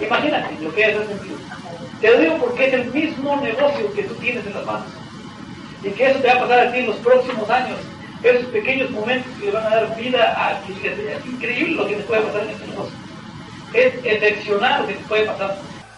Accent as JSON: {"language": "Spanish", "town": "Tehuacán", "region": "Puebla", "country": "Mexico", "said": "Y soy mexicano y vivo en México. Vivo en la ciudad de Tehuacán, México y en la ciudad de Puebla"}